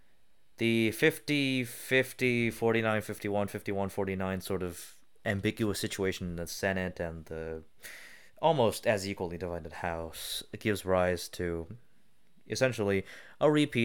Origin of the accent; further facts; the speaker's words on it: United States; as the American people